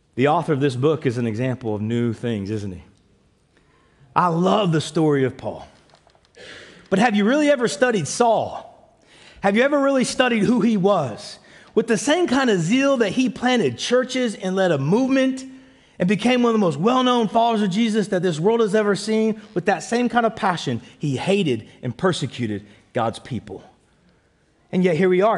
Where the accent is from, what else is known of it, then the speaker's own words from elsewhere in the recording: United States; moved away; also born or lived in Canada; I'm American